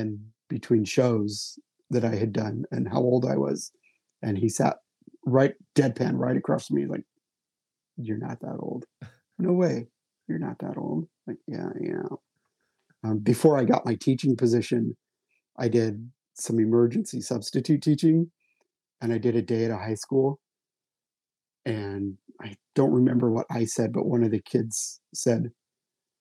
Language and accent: English; Utah, United States; moved away; my hometown in Utah